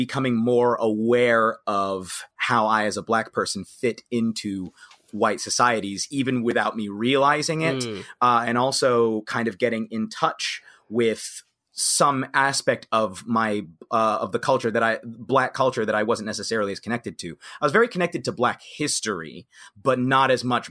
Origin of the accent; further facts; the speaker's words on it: Cincinnati, Ohio, United States; I'm from Cincinnati, actually. I grew up in a predominantly white environment.